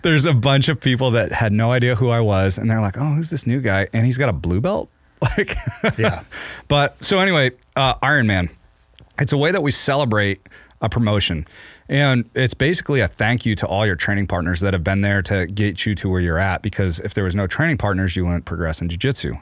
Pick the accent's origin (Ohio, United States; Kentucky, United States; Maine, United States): Maine, United States; now in Montana, United States; when I was a kid, growing up in Maine